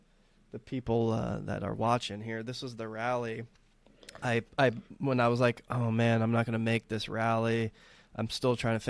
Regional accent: Texas, United States; now in Southern California, United States; growing up in Texas

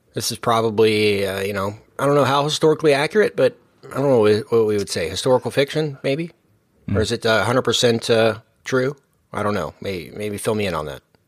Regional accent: Texas, United States; we're all from Texas

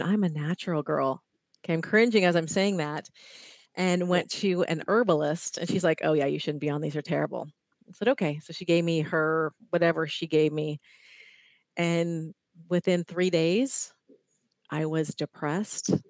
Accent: Ohio, United States; now in California, United States; I'm in California. I grew up in Ohio

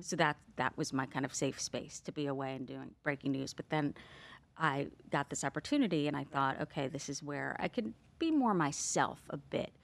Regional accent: New Jersey, United States; growing up in New Jersey with my parents

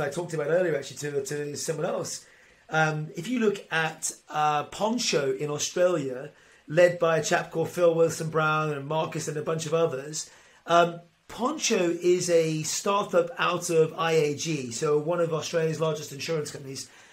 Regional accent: Ireland; As an Irishman

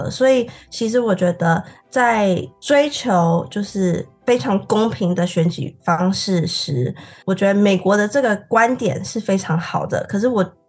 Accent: Singapore; moved away; 我是来自新加坡的同学。

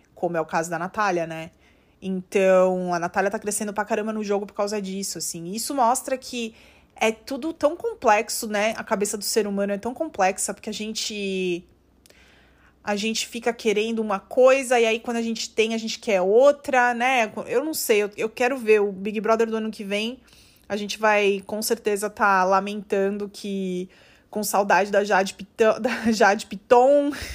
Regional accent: Guarulhos, São Paulo, Brazil; eu sou de Guarulhos

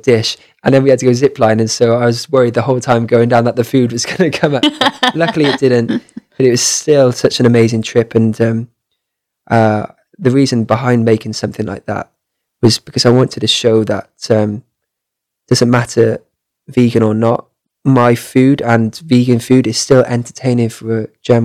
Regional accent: Cardiff, Wales, United Kingdom; I traveled right down south to Cardiff, where I'm from

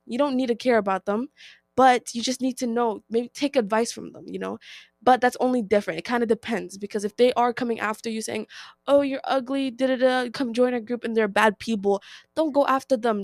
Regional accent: United States; I am Nigerian-American, so, like, my parents were born from Nigeria, but we were born in America

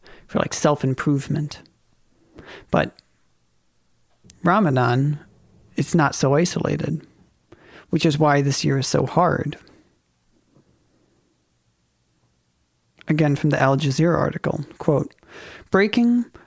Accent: Minnesota, United States; I'm from Minnesota

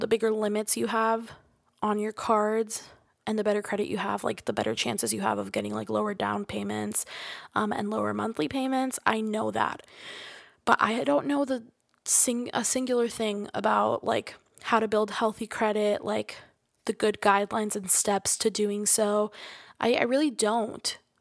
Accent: Florida, United States; I'm from Florida

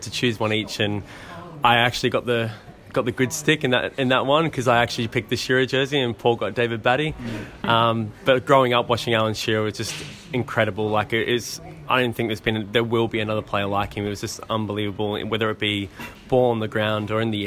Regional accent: Australia; also born or lived in North East England / Gold Coast, Queensland; a kid growing up in Australia

